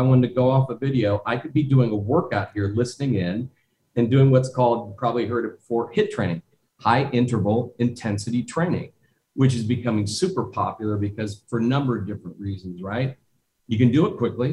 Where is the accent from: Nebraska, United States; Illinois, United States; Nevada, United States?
Nebraska, United States; Omaha; I grew up in Omaha, Nebraska